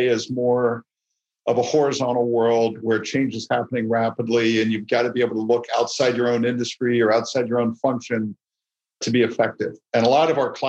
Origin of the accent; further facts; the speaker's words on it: United States; I love my country. I'm an American, true and true